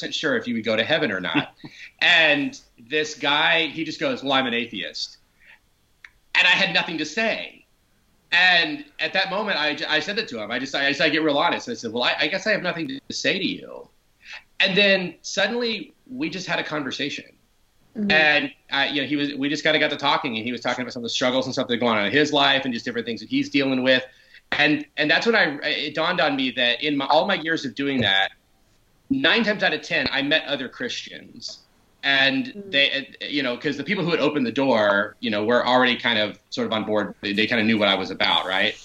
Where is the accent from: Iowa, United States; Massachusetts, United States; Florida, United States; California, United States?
Florida, United States; Orlando; I grew up in Pine Hills. It was a neighborhood outside of Orlando